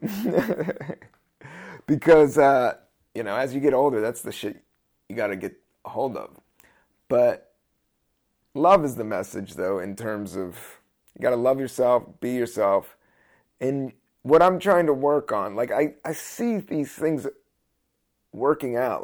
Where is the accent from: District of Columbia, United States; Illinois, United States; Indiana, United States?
District of Columbia, United States; Washington; also born or lived in Capitol Hill; now in New York, United States; I grew up in D C.